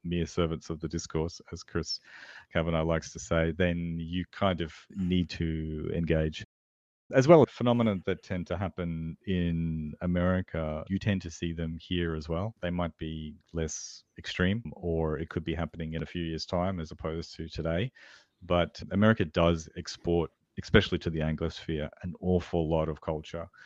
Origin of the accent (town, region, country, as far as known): Australia